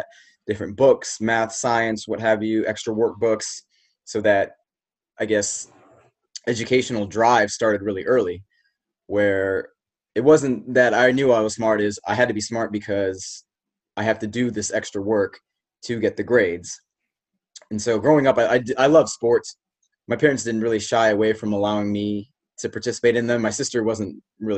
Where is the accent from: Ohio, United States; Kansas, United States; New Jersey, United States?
Kansas, United States; Shawnee; So I grew up in Kansas, in Shawnee, Kansas.